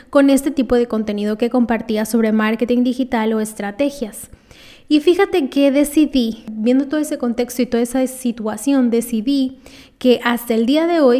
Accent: Lima, Peru; yo lo que pongo es

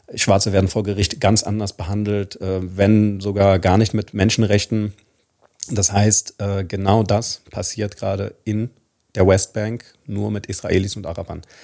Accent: Palestine; wie wir als Palästinenser, als arabisches oder als muslimisches oder auch als christliches Volk

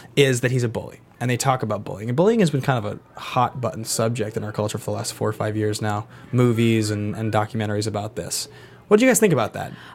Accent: Seattle, Washington, United States; now in Los Angeles, United States; I was raised in Seattle, white middle class parents, and pretty liberal family

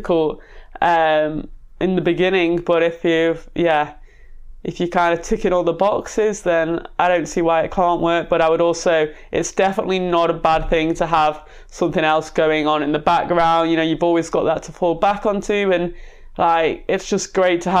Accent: Manchester, North West England, United Kingdom; I was brought up in South Manchester

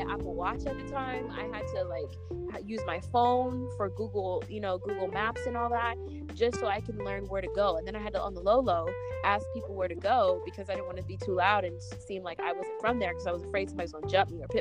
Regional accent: New York, United States; also born or lived in California; I say the tunnel because I'm, I'm a New Yorker

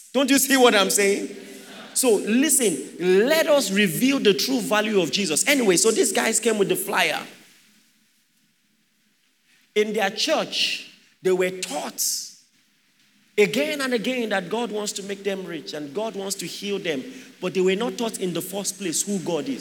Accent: Akwa Ibom, Nigeria; I'm Akwa Ibom. My mom is Yoruba, but I'm Akwa Ibom

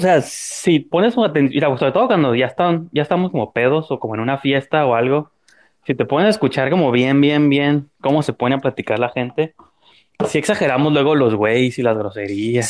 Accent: Mexico; como mexicano. Siempre tenemos que pedir disculpas de todo

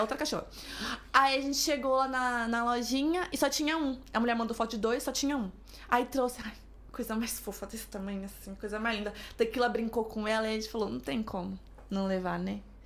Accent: São Paulo, Brazil; moved away as an adult; also born or lived in Denmark; now in Madrid, Spain; Sou de São Paulo. São Paulo, capital.

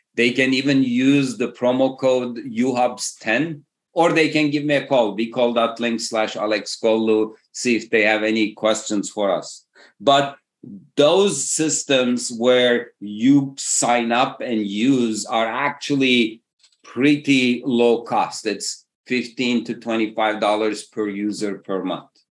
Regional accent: Istanbul, Turkey; moved away as an adult; also born or lived in Massachusetts, United States / Berkeley, California, United States; Originally, I come from Istanbul, Turkey, did an undergrad at MIT, PhD at Berkeley.

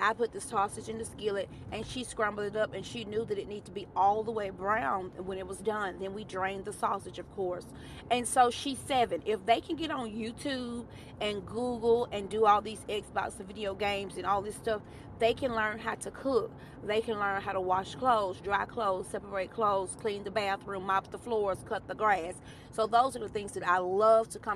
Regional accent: Alabama, United States; I am a Bama girl. I'm from Bama

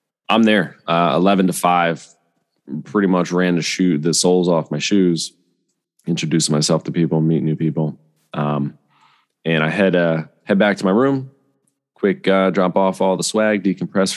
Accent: Bethlehem, Pennsylvania, United States; I'm from Bethlehem, Pennsylvania

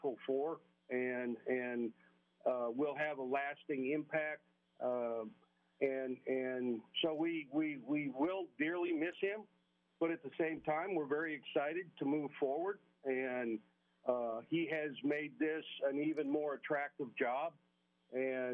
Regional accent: South Dakota, United States; moved away; I was born in North and raised in South, so I claim South Dakota primarily

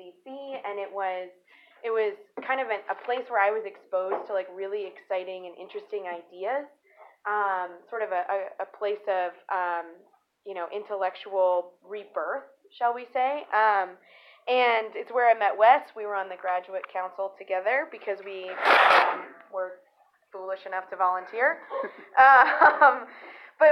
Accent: Seattle, Washington, United States; I grew up here in Seattle.

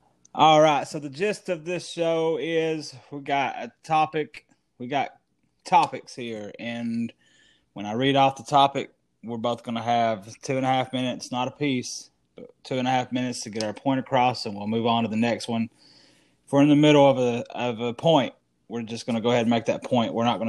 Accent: the South, United States; We're both from the South.

